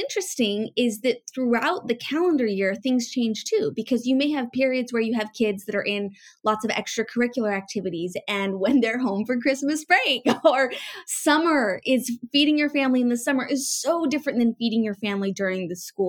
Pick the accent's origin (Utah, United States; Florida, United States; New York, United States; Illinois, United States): Utah, United States; Northern; I was born and raised in Northern Utah